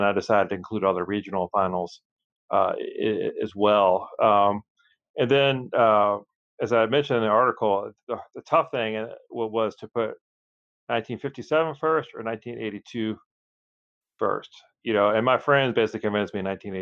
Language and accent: English; Chapel Hill, North Carolina, United States; I grew up in Chapel Hill.